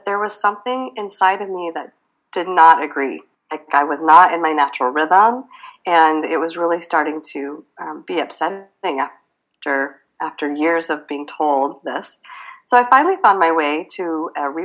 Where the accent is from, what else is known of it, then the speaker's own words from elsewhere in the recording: Midwest, United States; I grew up in the Midwest